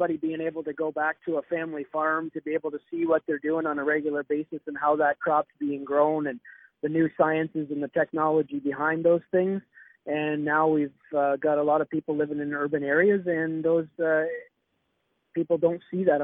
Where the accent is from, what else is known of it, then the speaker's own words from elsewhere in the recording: Wheatley, Ontario, Canada; we're proud Canadian farmers